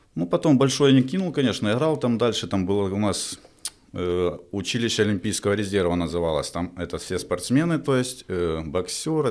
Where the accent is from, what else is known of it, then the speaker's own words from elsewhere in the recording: Donetsk, Donetsk Oblast, Ukraine; moved away as an adult; also born or lived in Belarus; в родном городе